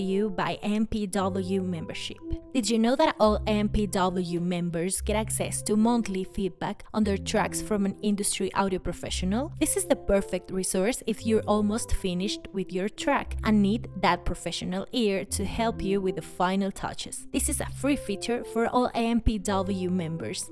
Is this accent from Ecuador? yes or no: yes; Ecuador; I'm from Ecuador